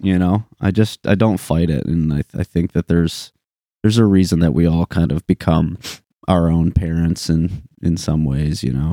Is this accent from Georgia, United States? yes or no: no; Linden, Michigan, United States; I went to Linden